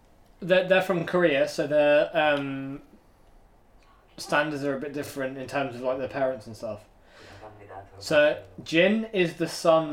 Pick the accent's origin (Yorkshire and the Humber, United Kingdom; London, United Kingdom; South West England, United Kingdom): South West England, United Kingdom; Plymouth; I'm from Plymouth, never got. Wind of the southwestern accent